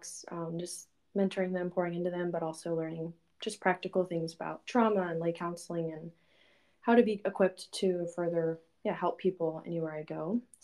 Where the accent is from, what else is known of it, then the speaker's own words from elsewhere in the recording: Houston, Texas, United States; moved away as an adult; now in Minnesota, United States; I'm from Texas, from Houston, Texas, but I have been living in Minnesota for the past 5 years because I moved up here for college.